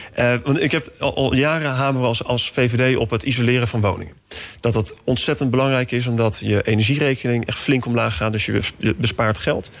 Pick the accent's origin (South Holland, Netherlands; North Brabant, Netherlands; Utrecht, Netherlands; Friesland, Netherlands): South Holland, Netherlands; The Hague; mijn geboortestad, Den Haag